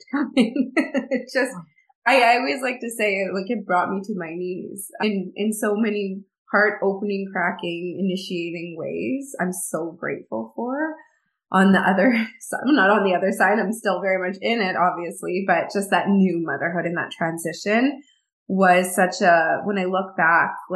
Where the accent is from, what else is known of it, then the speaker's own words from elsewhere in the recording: middle of Canada, Canada; I'm actually from the middle of Canada. I'm a Canadian girl born and raised